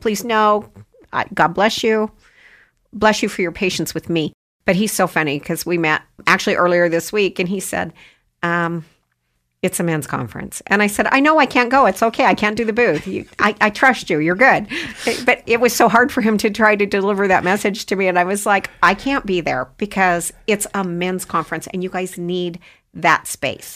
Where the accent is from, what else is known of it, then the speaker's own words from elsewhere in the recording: Idaho, United States; I'm from Idaho. I, yeah, I've been here since I was two